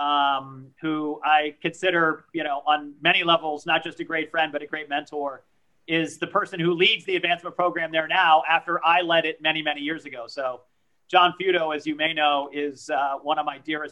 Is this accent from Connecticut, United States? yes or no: yes; Danbury, Connecticut, United States; first language French; English is a second language; also born or lived in Pau, France; I grew up in Danbury, Connecticut